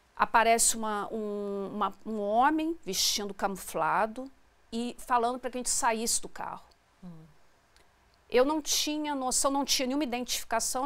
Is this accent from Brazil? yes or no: yes; Brazil; nós somos brasileiros